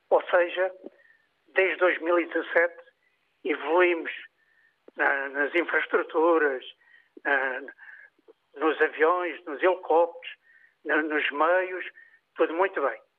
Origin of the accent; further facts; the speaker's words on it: Barreiro, Setúbal, Portugal; moved away as an adult; now in Pedrógão Grande, Portugal; eu sou do Barreiro Distrito de Setúbal, vivo em Pedrógão, acabei por ficar cá por outras razões